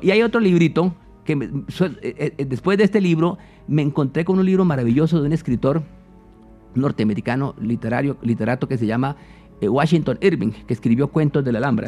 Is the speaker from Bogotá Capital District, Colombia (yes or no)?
no; San Juan de Arama, Meta, Colombia; also born or lived in Cumaral, Meta; yo nací en los llanos orientales de Colombia soy de Cumaral Meta pero cuando tenía pocos meses de edad me llevaron a, mis padres a vivir cerca de la Sierra de la Macarena, en un pueblo que se llama San Juan de Arama